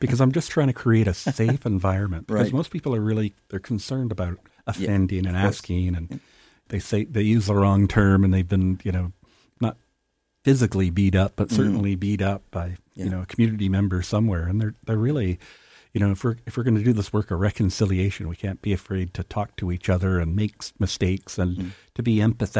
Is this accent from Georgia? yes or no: no; Canada; It's not what we value as a Canadian society and Canadians.